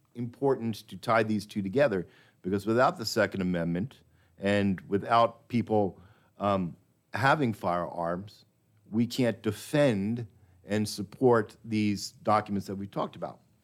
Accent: New York, United States; now in Texas, United States; I was born in New York, but I got to Texas as quickly as I could

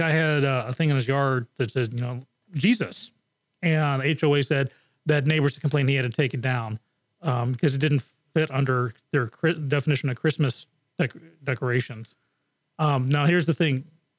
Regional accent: Japan; also born or lived in England; growing up in Japan and England, you know, topless was the thing

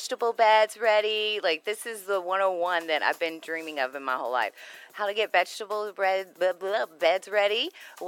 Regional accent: Houston, Texas, United States; I grew up in Houston

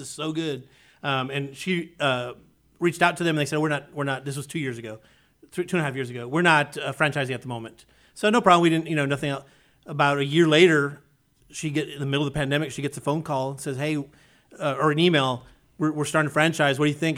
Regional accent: South Texas, United States; moved away as an adult; now in Conroe, United States; I grew up, like I said, I grew up in South Texas

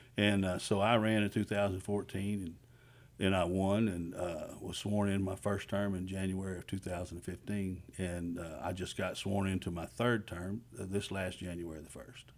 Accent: Magnolia, Texas, United States; also born or lived in Houston, Texas; I'm from Montgomery County. I'm from Magnolia, Texas. That's what I've known most of my life

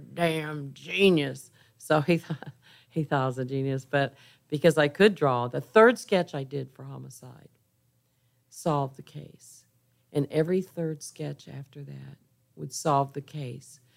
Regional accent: Kansas, United States; also born or lived in San Antonio, Texas; now in Houston, United States; I'm from Kansas

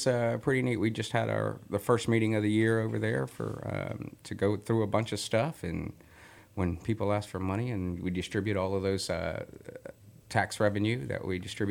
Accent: Florida, United States; now in Texas, United States; I grew up in Florida, so it's a tourist town

